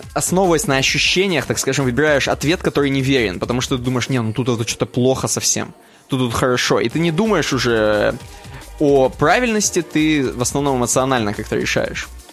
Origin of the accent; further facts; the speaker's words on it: Chelyabinsk, Chelyabinsk Oblast, Russia; мы из Челябинска